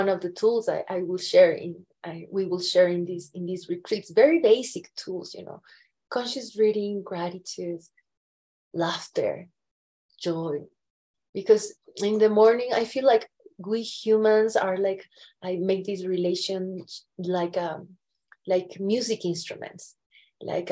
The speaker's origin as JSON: {"language": "English", "area": "Andean Mountains of Ecuador", "region": "Andes", "country": "Ecuador", "tie": "born or raised there", "moved": "yes", "said": "I was born and raised in the Andean Mountains of Ecuador."}